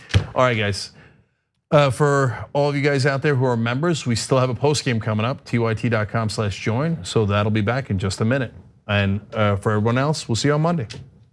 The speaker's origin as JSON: {"language": "English", "town": "East Brunswick", "region": "New Jersey", "country": "United States", "tie": "born or raised there", "also_born_or_lived": "Turkey", "said": "I originally grew up in East Brunswick, New Jersey"}